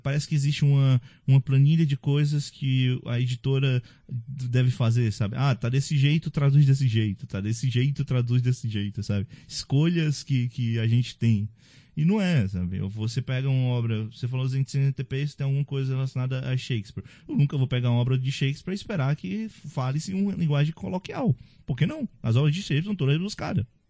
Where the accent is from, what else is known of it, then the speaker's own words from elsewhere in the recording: Northeast Region, Brazil; eu sou do Nordeste